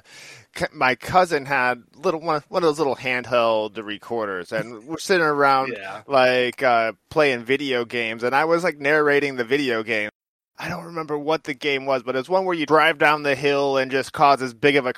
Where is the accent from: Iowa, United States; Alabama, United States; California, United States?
Iowa, United States; Eastern; moved away; I'm originally from Iowa, Eastern Iowa area